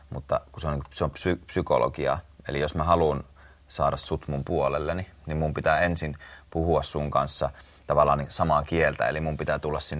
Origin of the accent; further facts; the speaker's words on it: Lohja, Uusimaa, Finland; born there; mä oon syntynyt Lohjalla ja, ja sitten asunut näissä kahdessa